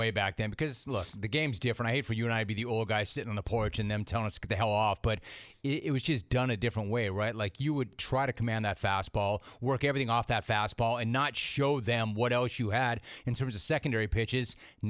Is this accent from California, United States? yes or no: yes; Calabasas, California, United States; I grew up in Calabasas, so I went to high school with his kids.